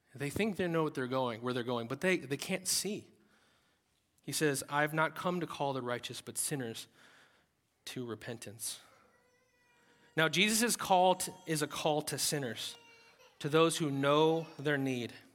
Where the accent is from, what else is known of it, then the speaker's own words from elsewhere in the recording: United States; as Americans